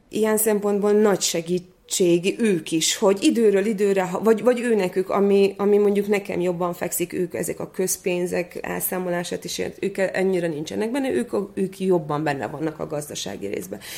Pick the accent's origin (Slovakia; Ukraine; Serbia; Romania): Serbia; Vojvodina; also born or lived in Szeged, Hungary; nekünk, mint vajdasági magyaroknak elismerik